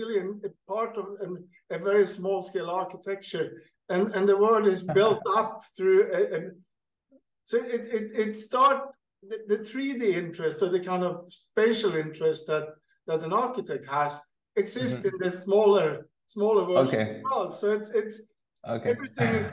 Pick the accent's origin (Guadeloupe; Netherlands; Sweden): Sweden; moved away as an adult; also born or lived in Qatar; now in Kenya; I'm hacking along in Sweden, where I'm native from Sweden